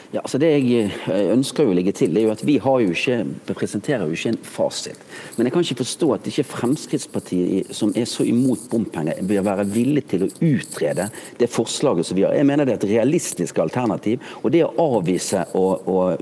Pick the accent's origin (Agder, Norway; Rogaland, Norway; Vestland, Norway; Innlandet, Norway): Vestland, Norway; Bergen; moved away; jeg er jo bergenser